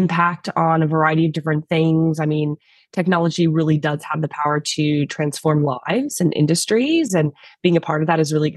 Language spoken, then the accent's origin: English; San Francisco, California, United States; now in Australia; I actually grew up in the Bay Area